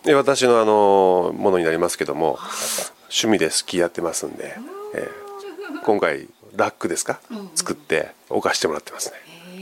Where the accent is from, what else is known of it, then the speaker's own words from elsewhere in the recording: Wakayama, Japan; now in Nishitokyo, Japan; 私自身和歌山県出身なんですよ。